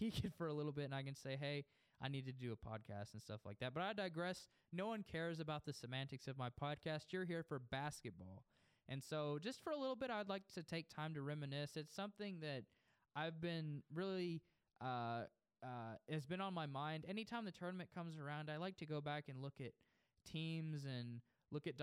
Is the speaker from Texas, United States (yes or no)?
yes; Post, Texas, United States; I grew up in Post, Texas, which is about 40 minutes south of Lubbock